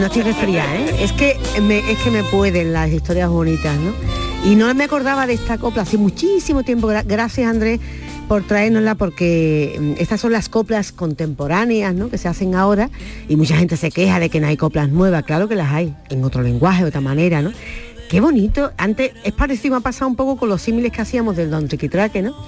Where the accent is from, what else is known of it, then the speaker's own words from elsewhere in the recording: Málaga, Andalusia, Spain; nací en Capuchino? es mi barrio de nacimiento aquí en Málaga